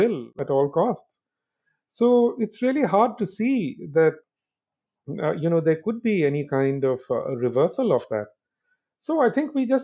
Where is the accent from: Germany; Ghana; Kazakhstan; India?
India; when I was growing up in India